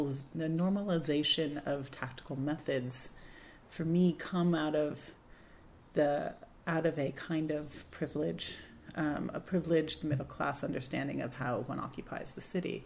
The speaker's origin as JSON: {"language": "English", "town": "Berkeley", "region": "California", "country": "United States", "tie": "born or raised there", "said": "growing up in Berkeley in the 70s and 80s"}